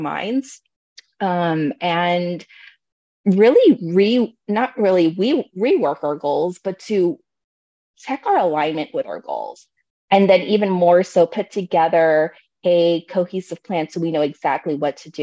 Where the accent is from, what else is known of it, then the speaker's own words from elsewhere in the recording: Bay Area, California, United States; now in Oregon, United States; I am also a Bay Area native, so I'm actually from California, but I currently reside here in Oregon